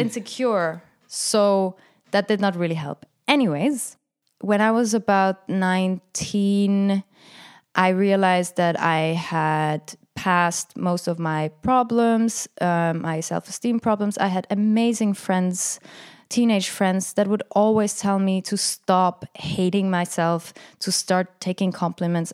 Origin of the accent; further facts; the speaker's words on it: Frick, Aargau, Switzerland; growing up in Frick in Canton Aargau, where I was the, I mean, for me, I was the only Arab